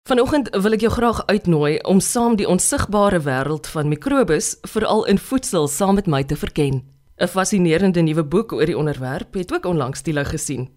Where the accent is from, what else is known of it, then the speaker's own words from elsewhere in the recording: South Africa; ons as Suid-Afrikaners